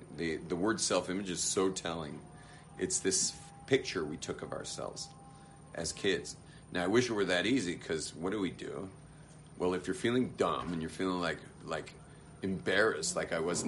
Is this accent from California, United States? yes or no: yes; Los Angeles, California, United States; I was raised in West